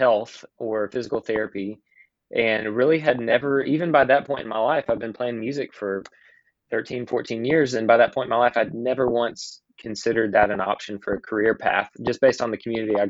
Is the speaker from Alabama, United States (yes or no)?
yes; Alabama, United States; also born or lived in Georgia, United States; I moved to Alabama at the age of 10 for my dad's job